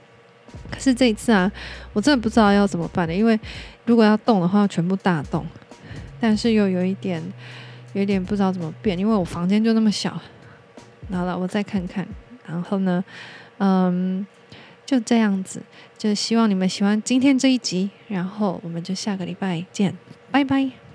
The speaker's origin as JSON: {"language": "Chinese", "country": "Taiwan", "said": "我们台湾人"}